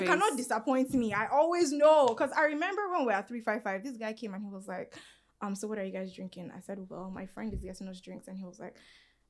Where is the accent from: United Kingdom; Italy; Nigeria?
Nigeria; Lagos; I am from Lagos